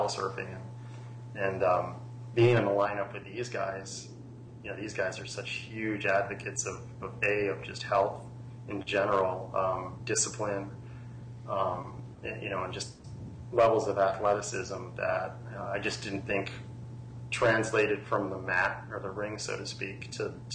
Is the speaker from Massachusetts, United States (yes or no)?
yes; Cape Cod, Massachusetts, United States; moved away as an adult; also born or lived in Yarmouth, Massachusetts / Florida; now in Palm Beach Gardens, United States; where I grew up on Cape Cod